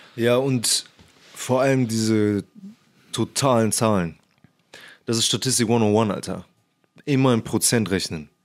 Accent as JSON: {"language": "German", "town": "Cologne", "region": "North Rhine-Westphalia", "country": "Germany", "said": "Ich komme übrigens aus Köln"}